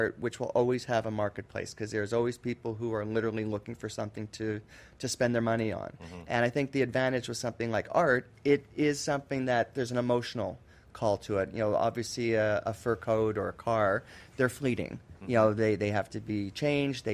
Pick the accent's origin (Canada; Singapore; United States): Canada; being a Canadian myself